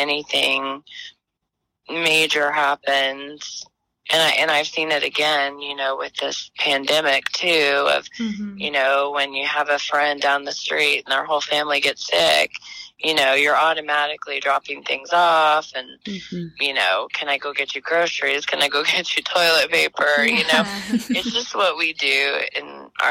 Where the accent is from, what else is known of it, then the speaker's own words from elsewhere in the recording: Moore, Oklahoma, United States; I grew up here. I grew up in Moore. I went to Moore schools.